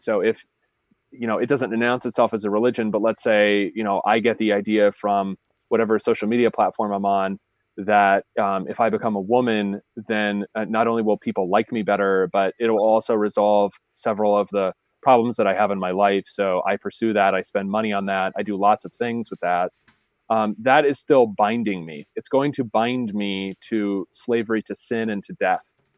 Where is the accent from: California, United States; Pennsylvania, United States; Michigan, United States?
Pennsylvania, United States; Appalachian; where I'm from, just to be clear, we don't have the Amish because it's Appalachia